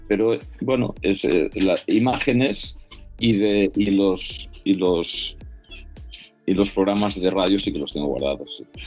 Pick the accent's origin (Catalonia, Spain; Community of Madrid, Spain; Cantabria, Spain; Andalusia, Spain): Catalonia, Spain; Tarragona; yo soy de Tarragona